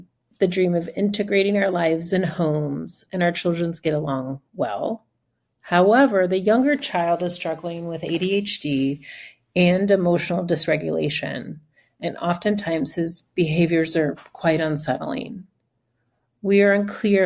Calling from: Oakland, California, United States; I'm calling from Oakland, California

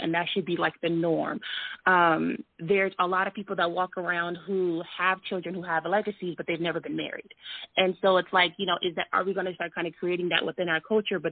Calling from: California, United States; I'm calling from California

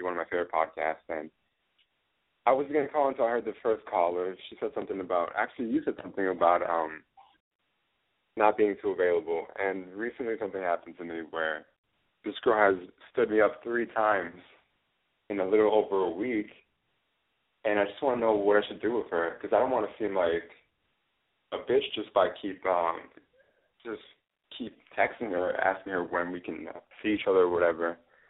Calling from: Orlando, Florida, United States

